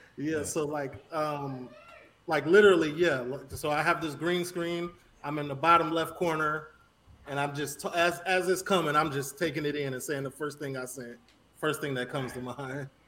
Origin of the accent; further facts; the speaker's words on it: Chicago, Illinois, United States; moved away as an adult; now in Miami, United States; I'm from the north side of Chicago, uh, Rogers Park, Evanston area. I lived right on the borderline. Uh, grew up there, went to high school in Skokie